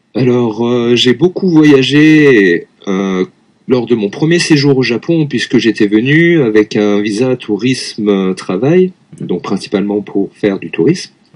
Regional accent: Lyon, Auvergne-Rhône-Alpes, France; moved away as an adult; now in Tokyo, Japan; je suis français, je viens de Lyon, en France

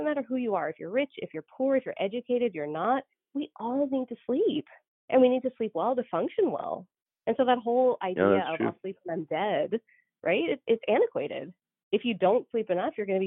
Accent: Canada; moved away as an adult; also born or lived in Georgia, United States / North Dakota, United States; now in United States; I'm Canadian

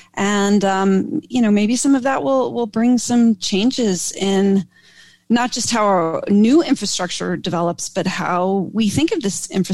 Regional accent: Rochester, New York, United States; also born or lived in New England; I grew up in New England, and then across the lake from Toronto in Rochester, New York, and upstate New York.

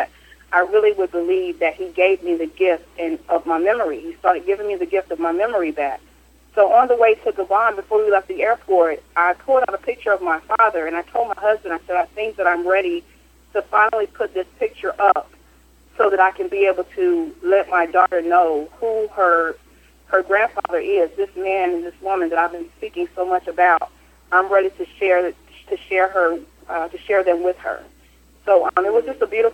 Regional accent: Kinston, North Carolina, United States; now in Fayetteville, Georgia, United States; my hometown, which was Kinston, North Carolina

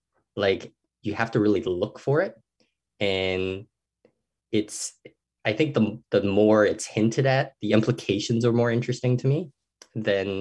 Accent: Hong Kong; now in Canada; I grew up in Hong Kong

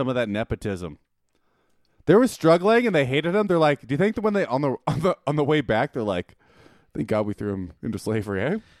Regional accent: Winnipeg, Manitoba, Canada; moved away; I'm from Winnipeg

